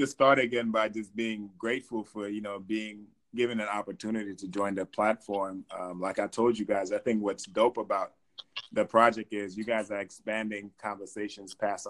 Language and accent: English; Gambia; also born or lived in New York / Belgium; now in United States; I was born in Gambia, West Africa, obviously. Raised in Gambia for the most part, but also raised in New York and had a little bit of stint in Belgium.